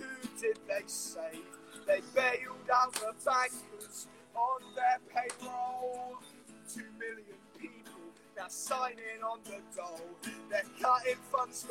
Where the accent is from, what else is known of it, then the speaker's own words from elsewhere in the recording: United Kingdom; We Bubba, are British.